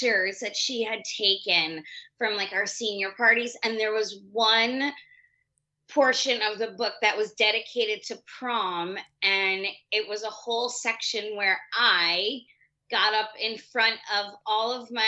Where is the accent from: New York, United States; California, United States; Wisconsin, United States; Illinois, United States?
New York, United States; me being a New Yorker